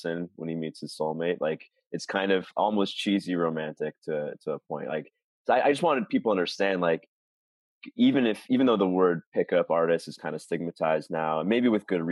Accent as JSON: {"language": "English", "town": "New York City", "region": "New York", "country": "United States", "tie": "born or raised there", "moved": "as an adult", "lives_now": "Thailand", "said": "I grew up in New York City"}